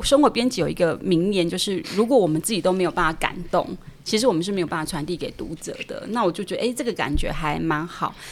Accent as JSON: {"language": "Chinese", "region": "Pingtung County", "country": "Taiwan", "tie": "born or raised there", "moved": "yes", "said": "我自己是屏东出生的小孩嘛"}